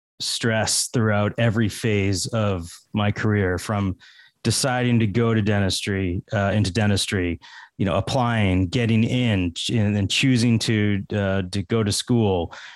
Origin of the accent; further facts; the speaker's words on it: Massachusetts, United States; also born or lived in Fort Lauderdale, Florida / Metairie, Louisiana; I'm from Massachusetts.